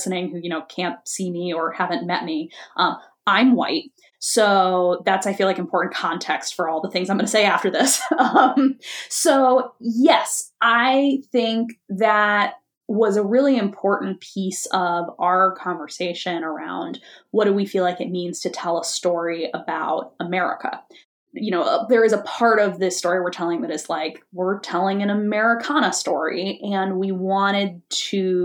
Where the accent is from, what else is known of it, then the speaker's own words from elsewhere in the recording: Boston, Massachusetts, United States; moved away as an adult; also born or lived in New York; now in Chicago, United States; I grew up in Boston.